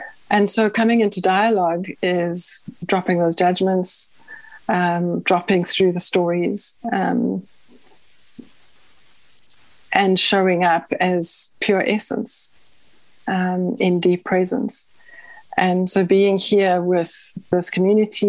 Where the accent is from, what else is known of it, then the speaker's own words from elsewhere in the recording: South Africa; I grew up in South Africa